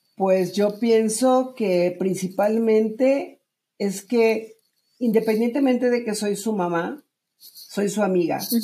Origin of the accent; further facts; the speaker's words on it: Monterrey, Nuevo León, Mexico; moved away as an adult; also born or lived in Mexico City; yo soy de Monterrey. De cuando yo dejé Monterrey y me fui a México a buscar mi carrera como cantante